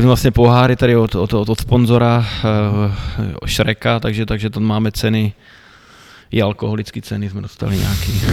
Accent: Šumperk, Olomouc Region, Czechia; moved away as an adult; also born or lived in Plzeň / Pardubice; Narodil jsem se tady vlastně, že v mládeží jsem tady prošel

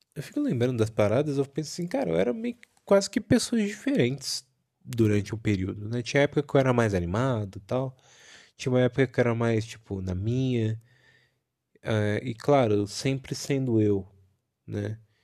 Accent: countryside near Bauru, São Paulo, Brazil; moved away as an adult; now in Santo André, Brazil; fui criado também no interior, né? Numa cidade próxima a Bauru

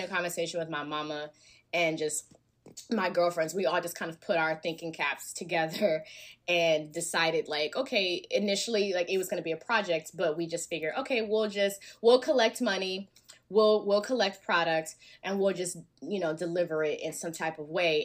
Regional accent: Alabama, United States; now in Los Angeles, United States; I'm from Bama

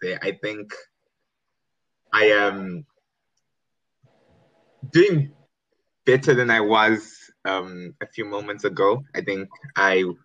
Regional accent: Zimbabwe; now in United Kingdom; I'm currently in the UK and I'm from Zimbabwe

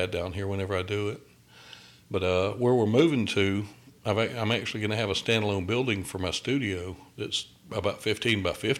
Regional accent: outside of Augusta, Georgia, United States; now in Fayetteville, United States; I'm from outside of Augusta. That's where I'm from, but I'm in Fayetteville, just south of Atlanta now

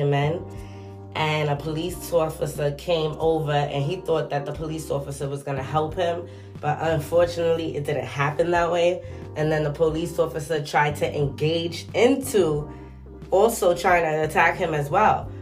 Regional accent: New York, United States; I'm from New York

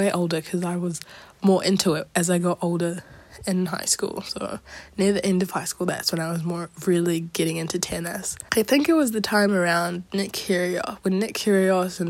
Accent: Auckland, New Zealand; also born or lived in Wellington, New Zealand; being from Wellington, I did grow up in Auckland

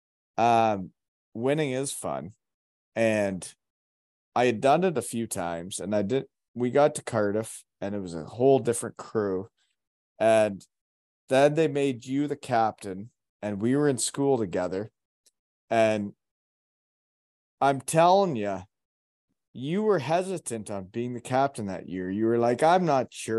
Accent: Elmira, Ontario, Canada; now in Kincardine, Canada; When I grew up in Elmira, there was not a team of girls hockey players.

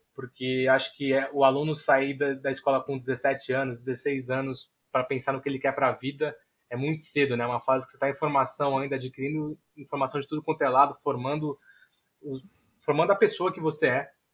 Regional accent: São Vicente, São Paulo, Brazil; also born or lived in Santos / Juiz de Fora; eu nasci em Santos, mas moro em São Vicente a minha vida toda

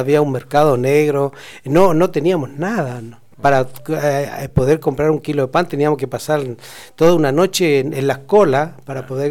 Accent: Chile; now in Mendoza, Argentina; nuestros chilenos

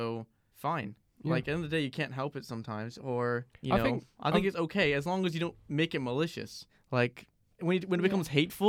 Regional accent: Reading, South East England, United Kingdom; I'm actually from Reading. I wasn't kidding when I said I was from Reading. I've been living there all my life.

